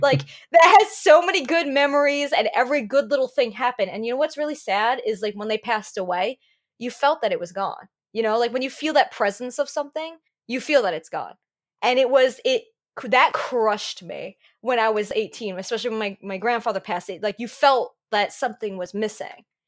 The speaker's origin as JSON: {"language": "English", "region": "New Jersey", "country": "United States", "accent": "New Jersey", "said": "I'm calling it Jersey. Like people say only people from New Jersey call it Jersey, and then my accent starts coming out."}